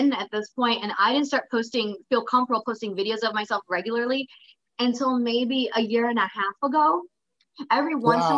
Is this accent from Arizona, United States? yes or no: yes; Phoenix, Arizona, United States; moved away as an adult; also born or lived in Los Angeles / San Diego / Japan; now in Stockton, United States; I'm originally from Phoenix